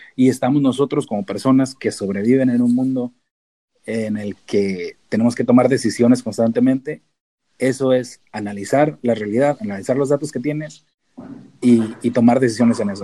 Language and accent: Spanish; Tijuana, Baja California, Mexico; moved away as an adult; also born or lived in San Diego / Davis; pues yo nací en San Diego, entonces soy americano técnicamente, legalmente. Si me preguntan los de inmigración, soy americano. Pero crecí en Tijuana, entonces soy mexicano de a de veras